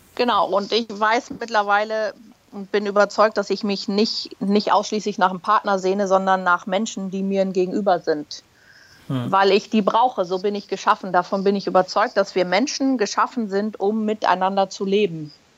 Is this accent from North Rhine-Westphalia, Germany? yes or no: no; Berlin, Germany; moved away as an adult; also born or lived in Hamburg; now in Munich, Germany; gebürtige Berlinerin, mittlerweile in München zu Hause